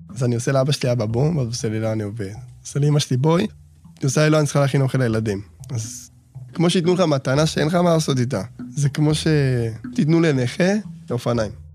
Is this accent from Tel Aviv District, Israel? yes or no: yes; Bnei Brak, Tel Aviv District, Israel; נולדתי בבני ברק, ילד שלישי מתוך שמונה